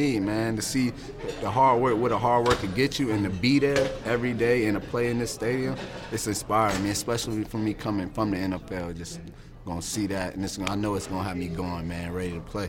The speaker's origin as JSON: {"language": "English", "region": "Virginia", "country": "United States", "said": "I'm from Virginia, but we don't have a Canton, Ohio, you know."}